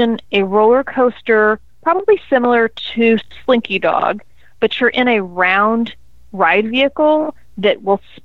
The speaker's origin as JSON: {"language": "English", "country": "United States", "said": "as an American"}